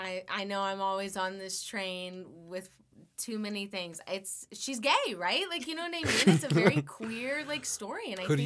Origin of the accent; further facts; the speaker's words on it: Las Vegas, Nevada, United States; born there; So I was born in Las Vegas.